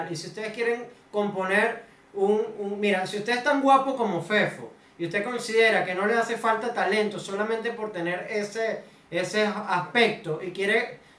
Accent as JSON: {"language": "Spanish", "town": "Maracaibo", "region": "Zulia", "country": "Venezuela", "said": "digo, no, claro, yo soy un experto de Maracaibo, los mejores en reencarnaciones. Exacto, es que como no teníamos a quien traer de experto, digo, marico, un maracucho va"}